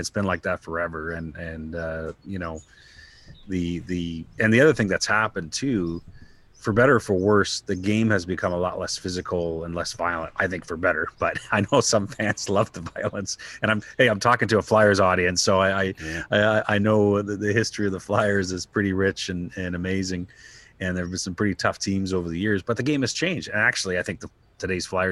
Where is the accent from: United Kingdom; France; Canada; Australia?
Canada; As a Canadian guy